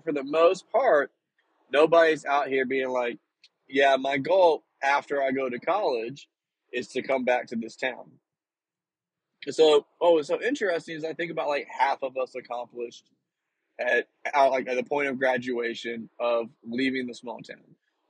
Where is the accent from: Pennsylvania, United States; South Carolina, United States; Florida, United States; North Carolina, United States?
North Carolina, United States; Northeast; moved away; growing up, of course, where the small town is located, it's like Northeast North Carolina. So it's like right on the border of Virginia and North Carolina.